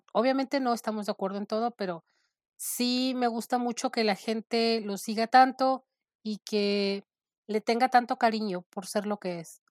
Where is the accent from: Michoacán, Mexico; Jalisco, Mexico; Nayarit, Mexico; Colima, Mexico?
Nayarit, Mexico; now in Phoenix, United States; Yo soy mexicana del estado de Nayarit. Hace mucho tiempo vivo en Estados Unidos, en Phoenix